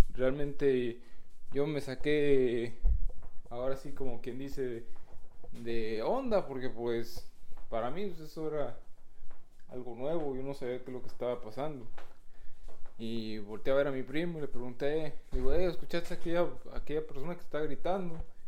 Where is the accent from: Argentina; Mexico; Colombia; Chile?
Mexico; Guanajuato; moved away; nosotros somos de Guanajuato